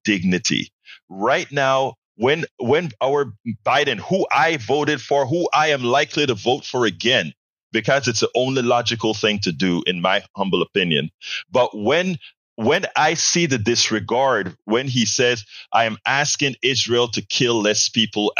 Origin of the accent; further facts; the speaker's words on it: Panama; now in United States; I'm from Panama, Central America